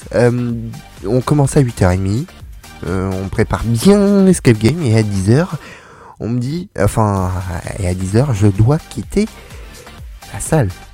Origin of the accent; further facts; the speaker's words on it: Paris, Île-de-France, France; je suis un bon parisien